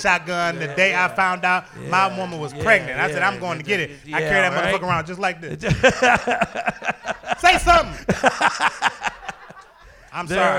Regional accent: Toledo, Ohio, United States; moved away; I used to work in a window factory up in Toledo when I lived there. I'm born and raised in Toledo.

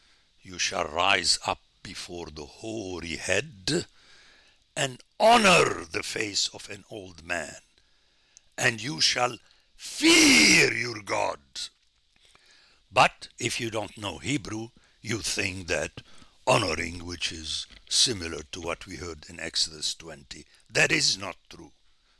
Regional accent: Jordan; also born or lived in Middle East; And I grew up in the Middle East, and it's still the tradition in Jordan

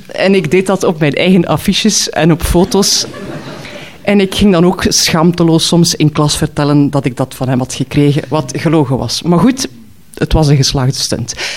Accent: Knokke-Heist, Flanders, Belgium; in Knokken stapte, waar ik ben opgegroeid

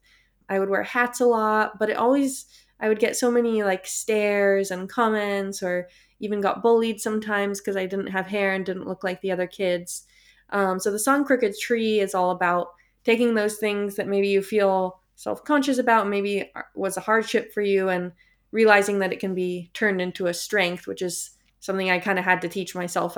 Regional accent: Palo Alto, California, United States; I grew up in Palo Alto

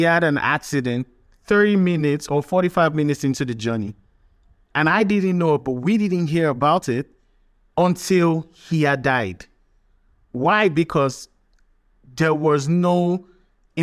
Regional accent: Delta, Nigeria; moved away; I'm from Delta State, from the Niger Delta.

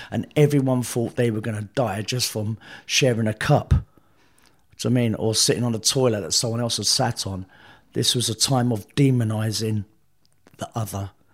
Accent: London, United Kingdom; I was born in South London

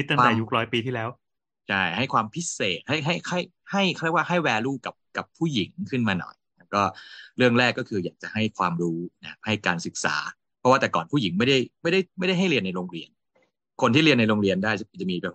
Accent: Udon Thani, Thailand

